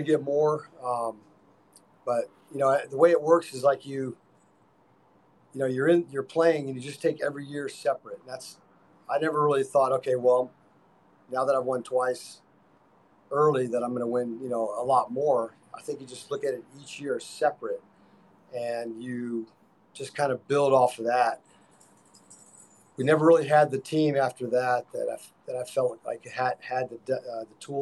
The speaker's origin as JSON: {"language": "English", "town": "Clearwater", "region": "Florida", "country": "United States", "tie": "born or raised there", "said": "I grew up in Clearwater"}